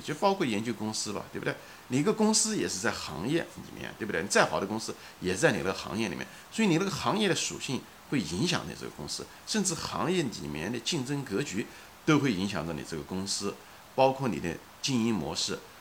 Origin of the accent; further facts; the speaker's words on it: China; now in United States; 我是一个中国人，对不对？ 我是在生活在美国的一个华裔的一个中国人，现在此时此刻是一个中老年的一个人